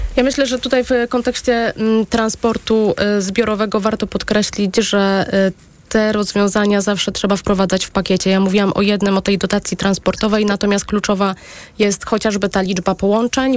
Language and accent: Polish; Kutno, Łódź Voivodeship, Poland; moje rodzinne miasto y, Kutno